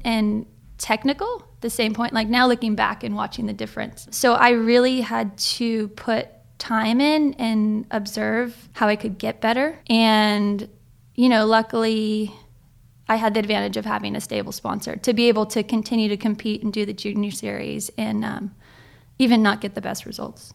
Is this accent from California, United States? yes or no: yes; Ojai, California, United States; also born or lived in Hawaii; I'm from Ojai, California, right? That's, like, thirty minutes inland.